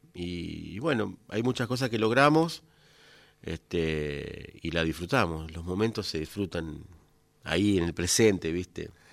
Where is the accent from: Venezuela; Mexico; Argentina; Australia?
Argentina; Coronda, Santa Fe; moved away; yo me, crié, nací en Coronda, me crié, tengo mis familiares allá